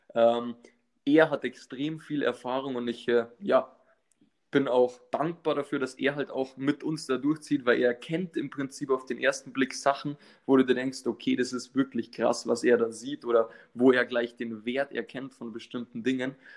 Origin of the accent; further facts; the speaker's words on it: north of Munich, Bavaria, Germany; ich komme aus dem Norden von München